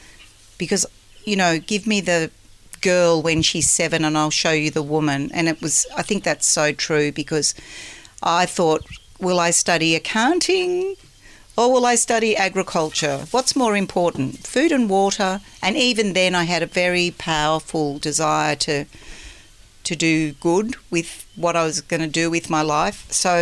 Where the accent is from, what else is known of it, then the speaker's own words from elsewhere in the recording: Melbourne, Victoria, Australia; I grew up in Melbourne where the orchards used to be, and they were, you know, turning into housing estates.